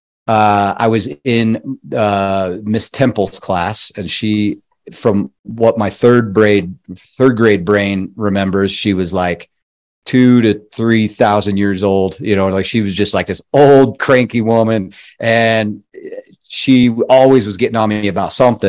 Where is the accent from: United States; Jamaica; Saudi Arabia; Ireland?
United States; Colorado; moved away; I'm from Colorado originally